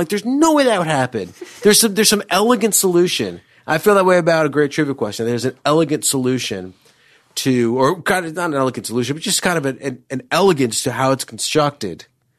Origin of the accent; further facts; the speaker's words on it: Chappaqua, New York, United States; I'm from Chappaqua.